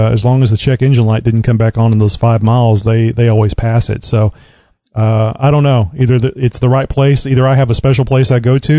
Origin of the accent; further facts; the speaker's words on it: Southeast Texas, United States; I'm from Texas. I was born here. I've lived my entire life in Southeast Texas